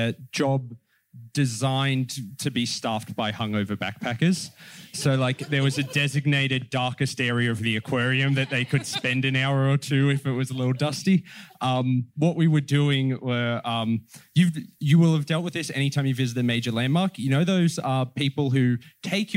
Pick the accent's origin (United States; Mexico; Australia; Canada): Australia; Penrith, New South Wales; my growing up around Penrith